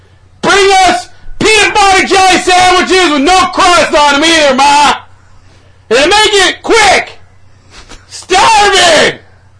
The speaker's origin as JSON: {"language": "English", "town": "Rockford", "region": "Illinois", "country": "United States", "said": "That looks bad upon me, because I'm from Rockford. I live in Rockford in my parents' basement."}